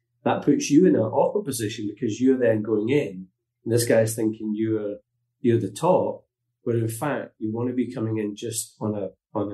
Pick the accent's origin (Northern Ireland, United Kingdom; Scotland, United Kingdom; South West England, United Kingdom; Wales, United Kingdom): Scotland, United Kingdom; Glasgow; moved away as an adult; also born or lived in North West England; now in Portugal; I'm from Glasgow, working class kid